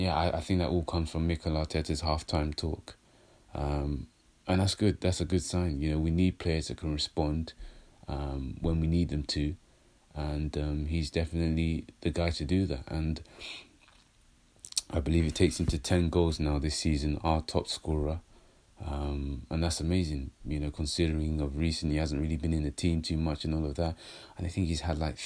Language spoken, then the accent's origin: English; London, United Kingdom; I'm a London boy